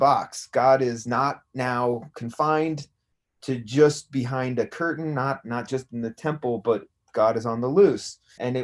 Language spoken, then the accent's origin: English; Greeley, Colorado, United States; also born or lived in Denver; I was born in Denver, and then I grew up in Greeley, Colorado.